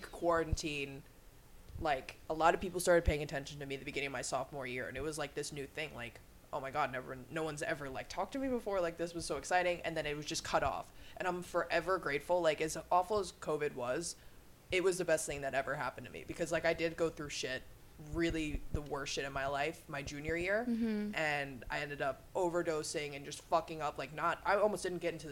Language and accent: English; Long Island, New York, United States; I'm from Long Island